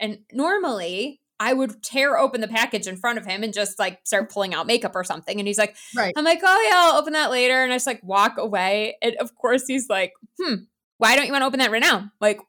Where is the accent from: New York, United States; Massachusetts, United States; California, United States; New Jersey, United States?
New York, United States; No, I grew up in New York. Yeah. Okay. State New York. But of course I escaped because as soon as I could move, I was like, it is too cold here for me.